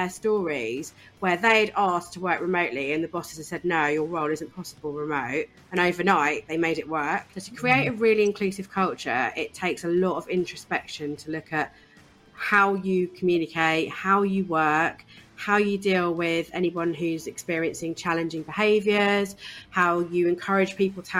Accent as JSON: {"language": "English", "area": "East Anglia", "region": "East of England", "country": "United Kingdom", "tie": "born or raised there", "said": "I grew up in East Anglia, in a really small town on the coast in East Anglia"}